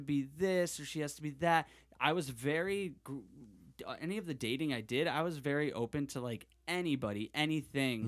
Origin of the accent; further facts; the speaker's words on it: Connecticut, United States; moved away; I'm from Connecticut or from the East Coast